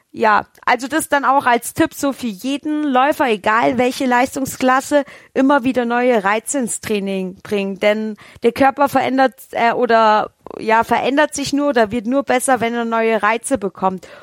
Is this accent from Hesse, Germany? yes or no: yes; Rhön, Hesse, Germany; moved away; ich komme ja gebürtig aus der Rhön und in der Rhön herrscht sehr raues Klima